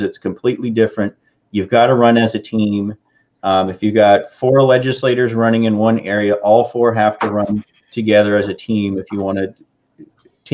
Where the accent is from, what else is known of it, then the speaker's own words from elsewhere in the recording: Washington, United States; moved away; I'm from Washington, and we just call it Washington